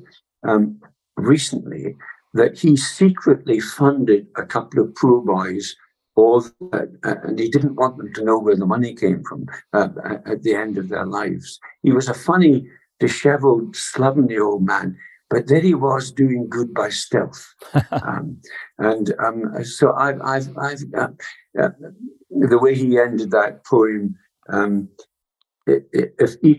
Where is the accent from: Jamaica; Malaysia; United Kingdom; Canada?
United Kingdom; Scotland; also born or lived in Massachusetts / Oxford; I was away from Scotland for 6 years